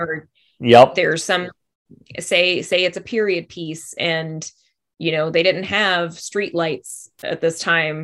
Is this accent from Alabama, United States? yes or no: yes; Alabama, United States; also born or lived in Los Angeles / Vancouver; now in Atlanta, United States; I'm from Alabama.